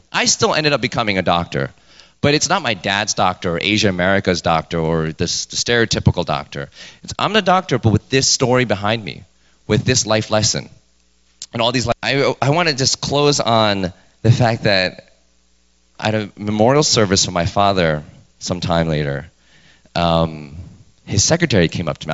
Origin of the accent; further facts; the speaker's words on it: New York City, New York, United States; I was born and raised in New York